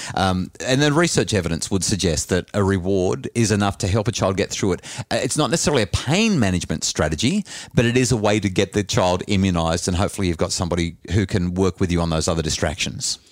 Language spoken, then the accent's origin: English; New South Wales Central Coast, Australia; growing up on the New South Wales Central Coast